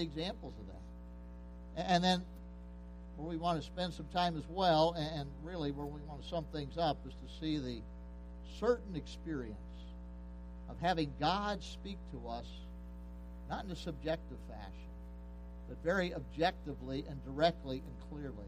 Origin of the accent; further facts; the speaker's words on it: Pennsylvania, United States; moved away; I was raised in Pennsylvania.